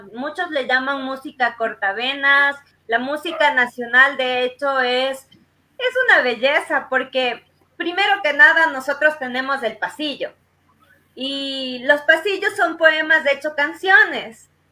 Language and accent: Spanish; Salcedo, Cotopaxi, Ecuador; mi cantón Salcedo